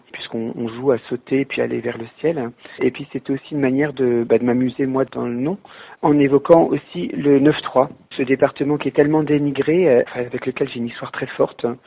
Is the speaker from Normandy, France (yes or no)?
yes; Caen, Normandy, France; dans mon enfance à Caen